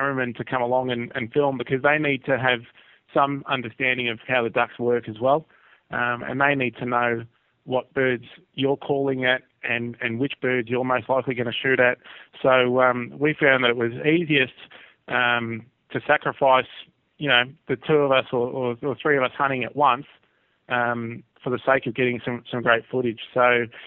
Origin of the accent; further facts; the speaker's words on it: Australia; as Aussie duck hunters